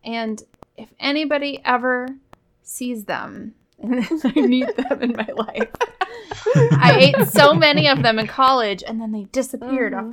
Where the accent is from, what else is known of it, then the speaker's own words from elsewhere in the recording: Wisconsin, United States; accent: Wisconsin; my Wisconsin accent